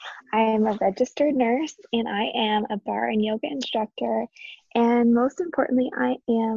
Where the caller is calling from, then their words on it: Burlington, Vermont, United States; I am podcasting from Burlington, Vermont, where it is a whopping 5 degrees.